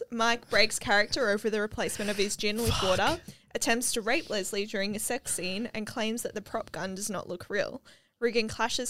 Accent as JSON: {"language": "English", "country": "Australia", "said": "I'm Australian and that's we pronounce things right."}